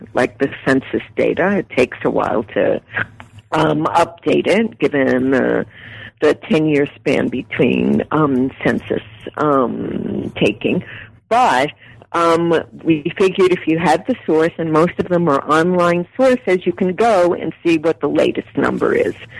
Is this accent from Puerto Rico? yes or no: yes; Puerto Rico; now in United States; I was born in Puerto Rico, I'm an immigrant